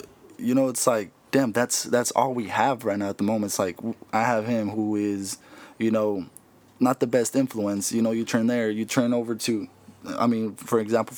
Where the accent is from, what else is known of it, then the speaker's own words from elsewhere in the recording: Mexico; like everyone else that comes here I come from Mexico, right? Someone who comes from another country, it's like our parents come here and we surpass them, right?